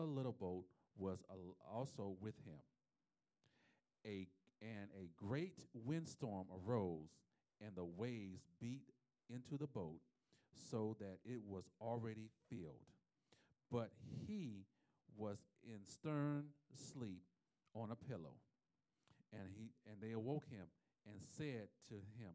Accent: South Florida, United States; I'm from South Florida

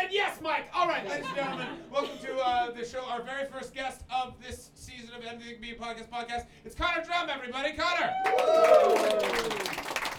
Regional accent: Canada; moved away; also born or lived in London; I come from Canada

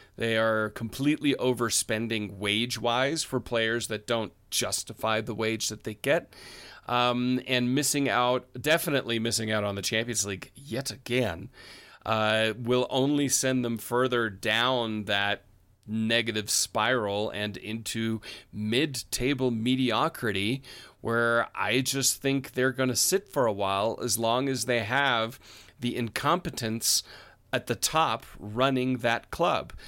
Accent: United States; I'm an American

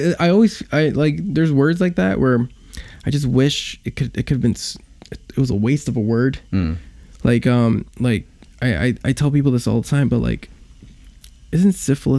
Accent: New York City, New York, United States; I grew up in Queens. I was a Korean American kid growing up in Queens. Went to schools that were mostly Hispanic.

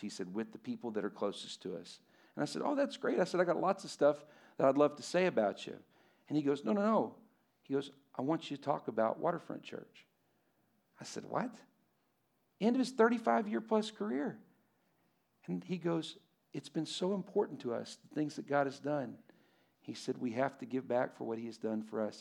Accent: Lubbock, Texas, United States; I'm from Lubbock

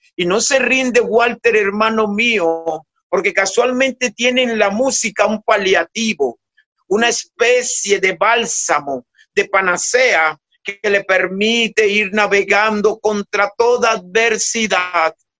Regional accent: San Basilio de Palenque, Bolívar, Colombia; yo de niño en Palenque

